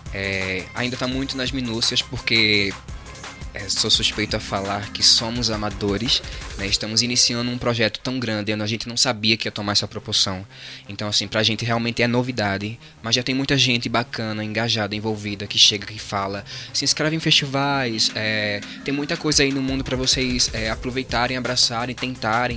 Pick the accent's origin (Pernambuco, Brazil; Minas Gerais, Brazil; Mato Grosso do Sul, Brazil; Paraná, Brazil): Pernambuco, Brazil; João Alfredo; na cidade de Bom Jardim, que é a vizinha João Alfredo, onde a gente é